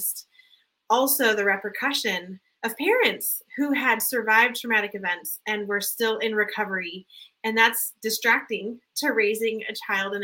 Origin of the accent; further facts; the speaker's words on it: Southern California, United States; I was raised in Southern California, low income, poverty level at times